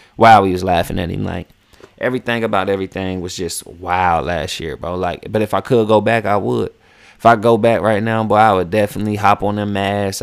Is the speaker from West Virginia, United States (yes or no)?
yes; West Virginia, United States; moved away as an adult; now in Atlanta, United States; I grew up in West Virginia